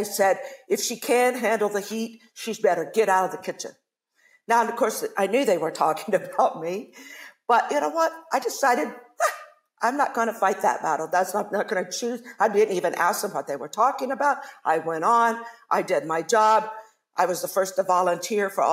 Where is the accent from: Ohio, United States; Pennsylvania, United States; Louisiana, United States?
Ohio, United States; I grew up in Ohio